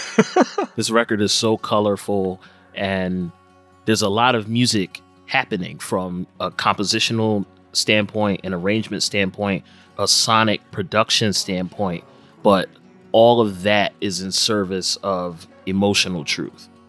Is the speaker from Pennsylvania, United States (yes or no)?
yes; Philadelphia, Pennsylvania, United States; based here in my hometown of Philadelphia since 1968